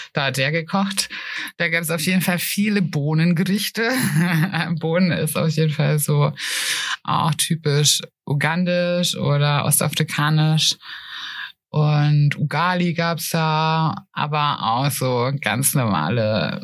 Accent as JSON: {"language": "German", "country": "Germany", "moved": "yes", "lives_now": "Nuremberg, Germany", "said": "aus dem Spessart"}